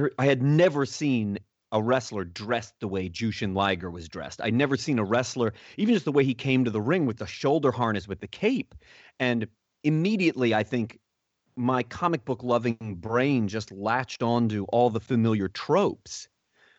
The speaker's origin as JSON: {"language": "English", "country": "United States", "said": "as an American in the 80s"}